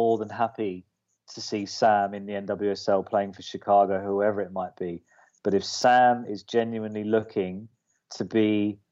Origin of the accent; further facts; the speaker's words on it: United Kingdom; as a Brit